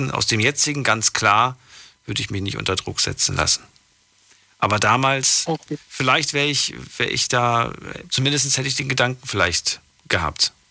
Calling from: Duisburg, North Rhine-Westphalia, Germany; …, woher? Yes. Ich komme aus Duisburg.

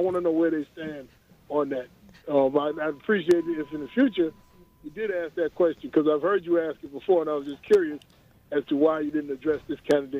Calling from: Rosedale, New York, United States

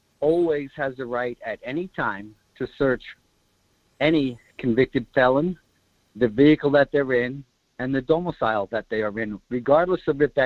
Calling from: Kodiak, Alaska, United States; Good morning, … from Kodiak.

